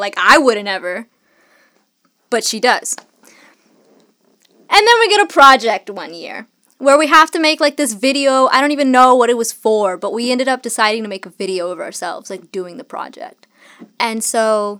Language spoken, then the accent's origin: English; the South, United States; I'm from the South, right? And in the South, there's a lot of farms.